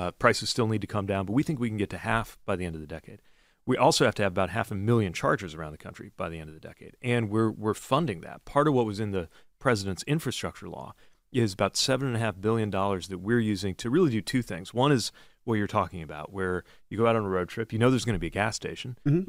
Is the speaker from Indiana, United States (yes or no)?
yes; Indiana, United States; I'm literally from Indiana, and I'm literally a dad. We're Midwestern dads.